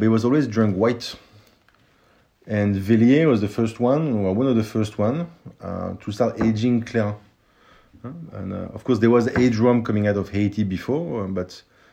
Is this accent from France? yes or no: yes; France; accent: French; my French accent